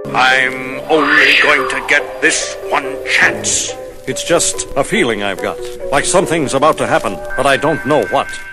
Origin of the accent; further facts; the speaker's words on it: Netherlands; I'm from the Netherlands